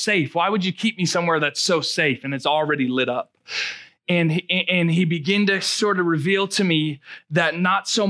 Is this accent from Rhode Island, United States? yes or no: yes; Rhode Island, United States; moved away as an adult; now in Marshfield, United States; I'm from Rhode Island